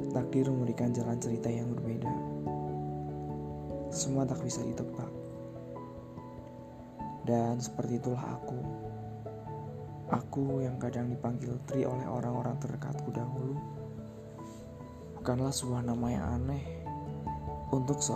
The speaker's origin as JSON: {"language": "Indonesian", "town": "Banyumas", "region": "Central Java", "country": "Indonesia", "tie": "born or raised there", "also_born_or_lived": "Wonogiri", "said": "Aku menjalani hari-hari di masa kecil di tempat kelahiranku sendiri di Kabupaten Banyumas, Jawa Tengah."}